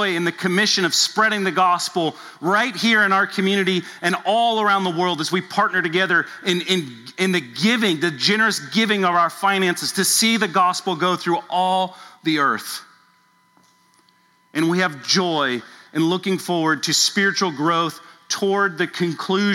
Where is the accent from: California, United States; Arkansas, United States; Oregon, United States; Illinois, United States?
California, United States; Southern; now in Louisville, United States; I grew up in Southern California